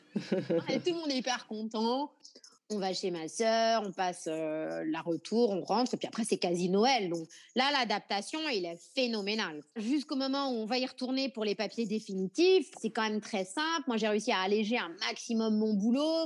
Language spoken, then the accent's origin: French; France; now in Nouméa, New Caledonia; De la France